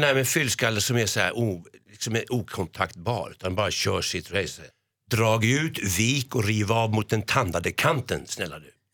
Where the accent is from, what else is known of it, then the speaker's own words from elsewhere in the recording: Stockholm, Stockholm County, Sweden; som barn bodde jag på Skånegatan